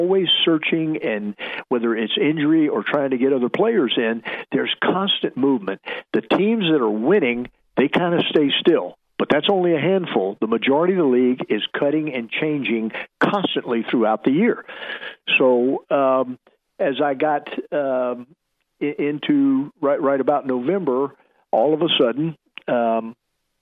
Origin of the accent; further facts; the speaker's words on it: Tampa, Florida, United States; I grew up in Tampa, played at Plant High School